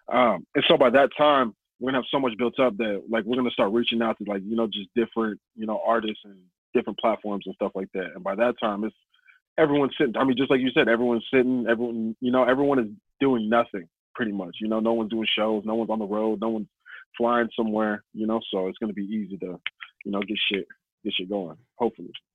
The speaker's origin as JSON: {"language": "English", "town": "Snohomish", "region": "Washington", "country": "United States", "tie": "born or raised there", "said": "I grew up out in Snohomish, but I say Everett"}